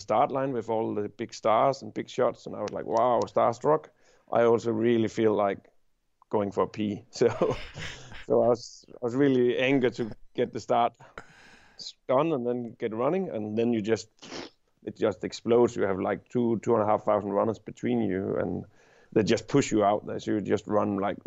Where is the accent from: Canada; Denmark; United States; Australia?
Denmark; I'm from Denmark.